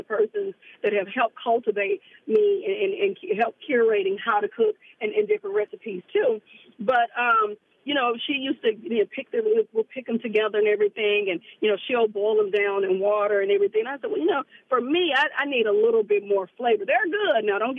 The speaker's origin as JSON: {"language": "English", "town": "Memphis", "region": "Tennessee", "country": "United States", "said": "And I'm from the South, like I said, from Memphis."}